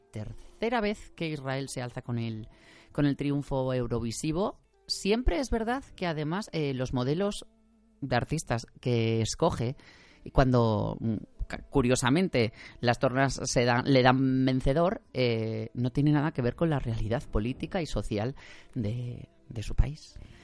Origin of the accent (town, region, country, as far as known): Spain